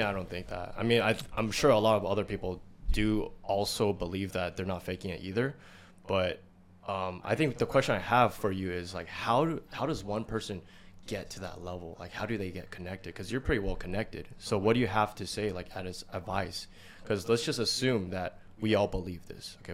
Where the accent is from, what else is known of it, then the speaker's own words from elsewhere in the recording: United States; us in America, we grew up in America